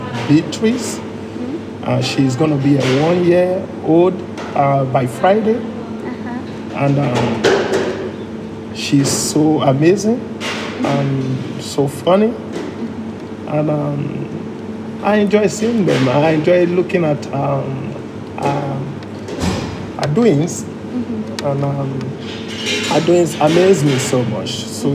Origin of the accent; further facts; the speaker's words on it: Liberia; Yeah, originally I'm from Liberia, West Africa.